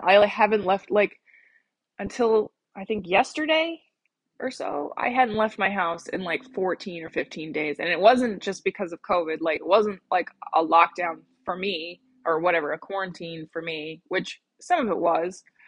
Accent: Colorado, United States; moved away; my home state of Colorado

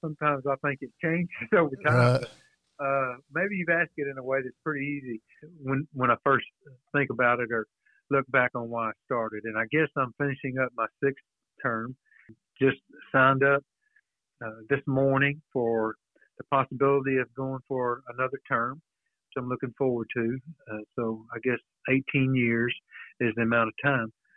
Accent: Alvarado, Texas, United States; I was born in Alvarado, just north of downtown square, a few blocks

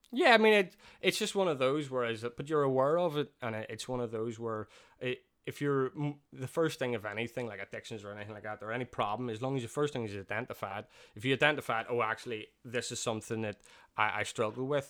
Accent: Belfast, Northern Ireland, United Kingdom; growing up there, I feel it's, for me, it's one of the safest areas

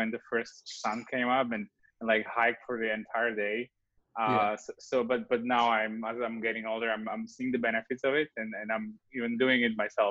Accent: Slovakia; moved away as an adult; now in Los Angeles, United States; So I was born in Slovakia.

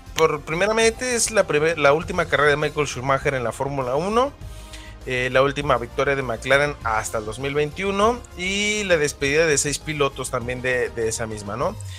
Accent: Guadalajara, Jalisco, Mexico; Tapatío porque, pues, es, de donde yo soy.

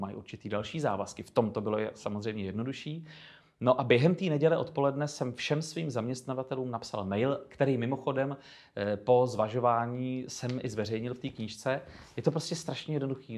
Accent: Chodov, Karlovy Vary Region, Czechia; moved away; svého rodného města Chodova u Karlových varů

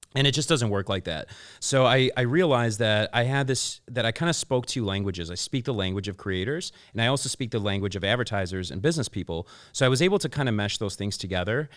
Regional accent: Chicago, Illinois, United States; moved away as an adult; now in Los Angeles, United States; I'm originally from Chicago. I've been back and forth in L A for about ten, twelve years now

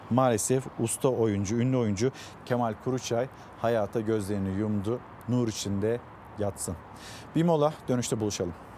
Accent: Çanakkale, Turkey; moved away; memleketim Çanakkale'ye

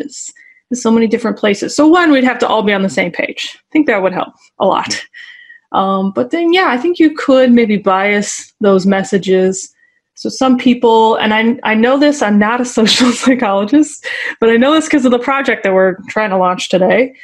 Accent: the South, United States; also born or lived in Northeast US; now in Northeast, United States; So I'm in the Northeast right now, but I'm from the South.

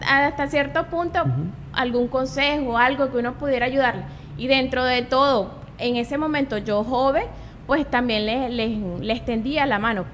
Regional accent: Guanare, Portuguesa, Venezuela; yo nací acá en Guanare. Soy guanareña, siempre he vivido acá

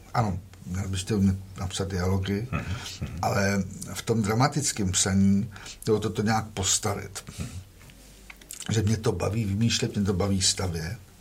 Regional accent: Prague, Czechia; já jsem celoživotně z Prahy, z Prahy pět, chodil jsem tady na Santošku

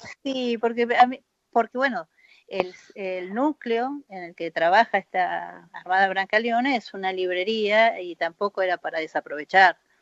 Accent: Argentina; soy argentina

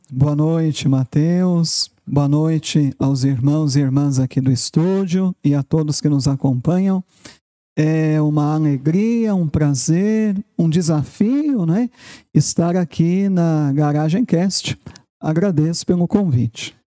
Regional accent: São Paulo, Brazil; E eu sou paulistano, né? Eu nasci em São Paulo, na capital

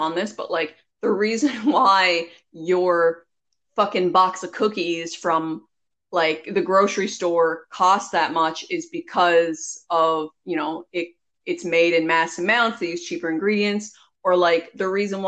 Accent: Newfoundland and Labrador, Canada; you can probably hear our accents. Anyway, we're from Newfoundland.

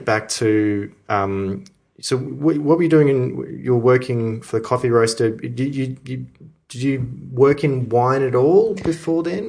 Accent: Melbourne, Victoria, Australia; growing up in Melbourne, you know, myself

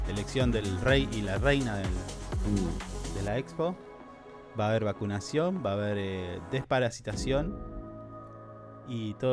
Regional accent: Esquel, Chubut, Argentina; Ey, yo soy de Esquel.

